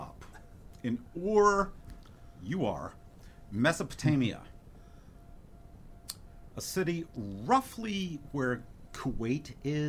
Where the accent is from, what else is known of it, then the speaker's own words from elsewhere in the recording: New York City, New York, United States; now in Oregon, United States; I come from New York City, the second most place for world Jewry in the world, outside of Israel.